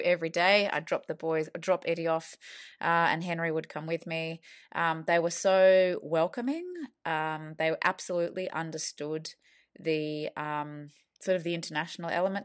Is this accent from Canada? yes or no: no; Australia; moved away as an adult; now in London, United Kingdom; we are from Australia and we, uh, posted over here with the Aussie government